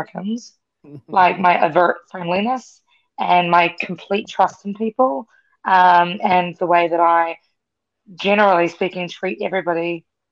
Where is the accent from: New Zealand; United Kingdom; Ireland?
New Zealand; also born or lived in Fiji; now in Washington, D.C., United States; I grew up in New Zealand, but that's not necessarily home for me